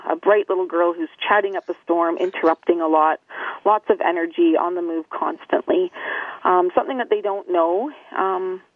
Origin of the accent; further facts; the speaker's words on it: Ontario, Canada; also born or lived in Winnipeg, Manitoba; I was born in Winnipeg, Manitoba, and I was adopted at 10 days old into a family with three older brothers, and then moved to Ontario when I was three.